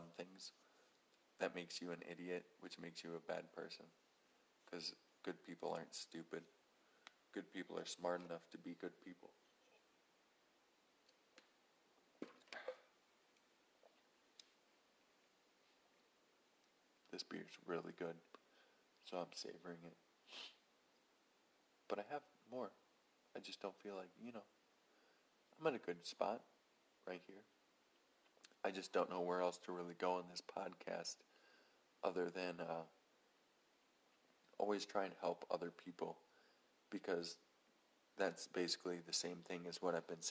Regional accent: United States; we're all American

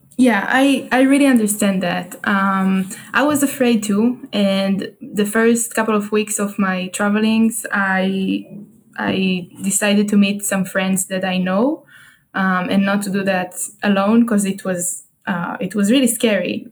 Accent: Haifa, Haifa District, Israel; English is a second language; I'm at home in Israel, in my hometown, Haifa, um, which is in the north

